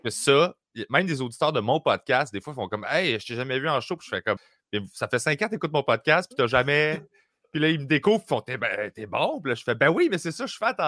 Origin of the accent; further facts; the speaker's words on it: Sainte-Julie, Quebec, Canada; also born or lived in Greenfield Park; j'ai grandi à Sainte-Julie